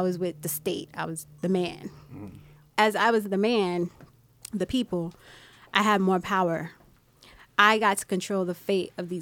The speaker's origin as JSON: {"language": "English", "town": "Miami", "region": "Florida", "country": "United States", "tie": "born or raised there", "said": "I'm born and raised in Miami as well."}